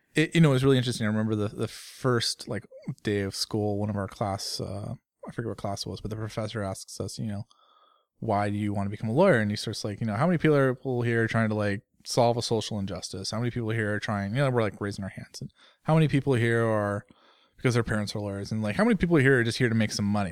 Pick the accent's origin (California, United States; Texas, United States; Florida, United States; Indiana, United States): California, United States; Bay Area; I grew up in California, in the Bay Area, uh, as a sixth generation Californian